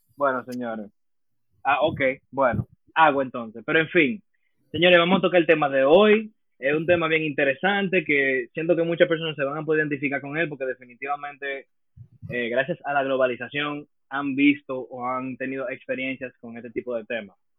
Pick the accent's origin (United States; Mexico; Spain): United States; now in Dominican Republic; Yo me crié en Estados Unidos una gran parte de mi vida, poder decir fácilmente que la mitad de mi vida. Yo la viví en Estados Unidos, nací allá